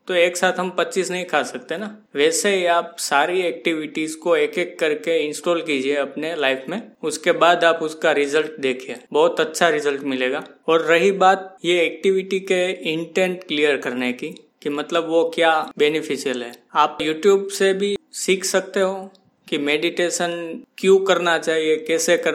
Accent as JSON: {"language": "Hindi", "town": "Mumbai", "region": "Maharashtra", "country": "India", "said": "मैं मुंबई से हूँ"}